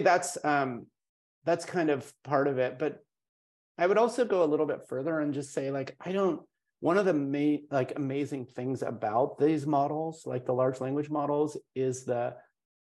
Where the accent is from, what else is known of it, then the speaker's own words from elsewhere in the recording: India; I'm from India. I've spent a lot of time in India